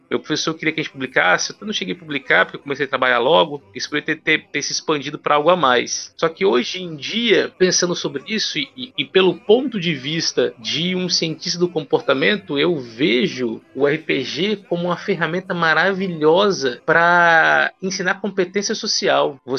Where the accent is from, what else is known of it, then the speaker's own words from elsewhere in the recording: Ouro Preto do Oeste, Rondônia, Brazil; born there; now in Vitória, Brazil; Na verdade, eu resido em Vitória, Espírito Santo, mas eu sou nascido em Ouro Preto do Oeste, Rondônia.